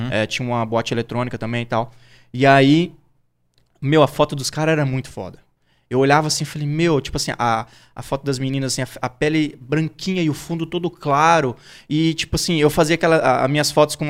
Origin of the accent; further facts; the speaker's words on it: Campo Grande, Mato Grosso do Sul, Brazil; eu sou natural de Campo Grande, Mato Grosso do Sul